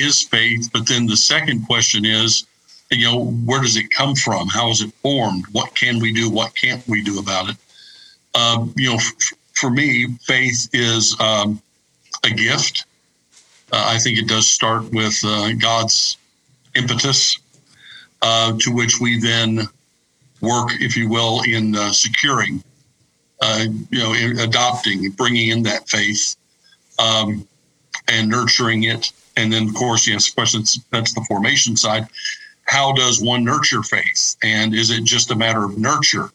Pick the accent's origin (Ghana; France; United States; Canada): United States; Kentucky; moved away; also born or lived in Indiana / Michigan / Illinois / Georgia; I was raised in Kentucky